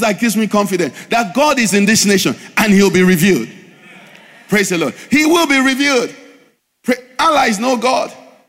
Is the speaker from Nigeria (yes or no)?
yes; Nigeria; we are planted in Nigeria in this season